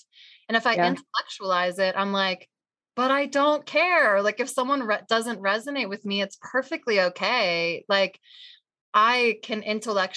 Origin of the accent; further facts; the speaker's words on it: New Jersey, United States; I am also from Jersey